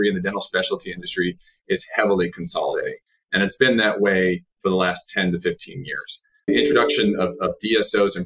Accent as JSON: {"language": "English", "town": "Dallas", "region": "Texas", "country": "United States", "said": "I live in Dallas. I'm from Dallas."}